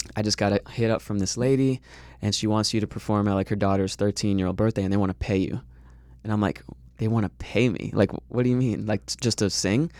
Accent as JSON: {"language": "English", "town": "Fort Lauderdale", "region": "Florida", "country": "United States", "tie": "born or raised there", "moved": "as an adult", "lives_now": "Los Angeles, United States", "said": "I grew up in Florida."}